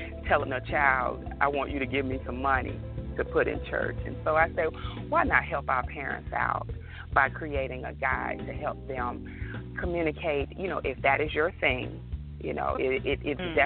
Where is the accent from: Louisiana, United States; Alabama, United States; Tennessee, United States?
Alabama, United States; York; I'm from a very, very small town, as you know, I stated with you. I'm from York, Alabama